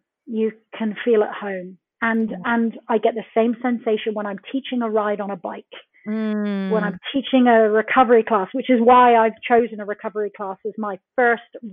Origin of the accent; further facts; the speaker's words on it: Plymouth, South West England, United Kingdom; moved away as an adult; also born or lived in Brixham, Devon; I was born in a fishing village in Brixham in Devon in the UK. I was brought up in Plymouth, the original one, where the Mayflower steps were.